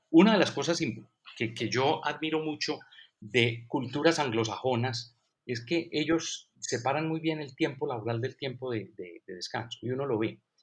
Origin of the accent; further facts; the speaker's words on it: Colombia; also born or lived in United States; regresé a Colombia después de la maestría que hice en Estados Unidos